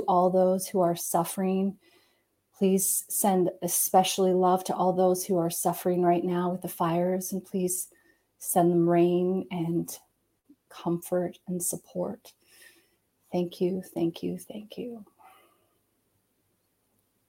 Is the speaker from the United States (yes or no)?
no; Canada; I'm Canadian.